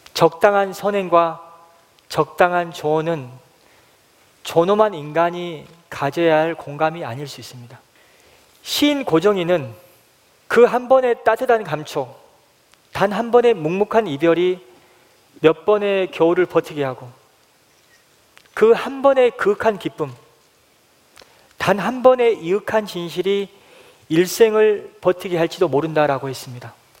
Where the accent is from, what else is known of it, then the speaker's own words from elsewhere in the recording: Haenam, South Jeolla, South Korea; moved away; 제 고향은 해남 땅끝 마을에서 배를 타고 30분가량 들어가야 하는 노하도라는 섬입니다